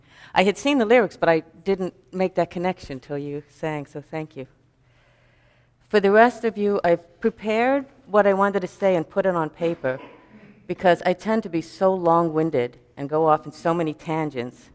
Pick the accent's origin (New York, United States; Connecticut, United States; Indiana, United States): New York, United States; New York City; growing up in New York City